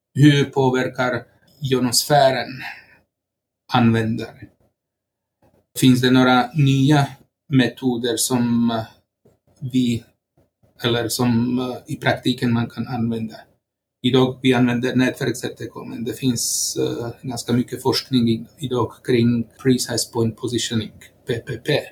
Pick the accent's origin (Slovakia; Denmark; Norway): Slovakia; Swedish is a second language; moved away as an adult; now in Sweden; Jag kommer från eh, Slovakien och eh, har bott här i Sverige sedan 1996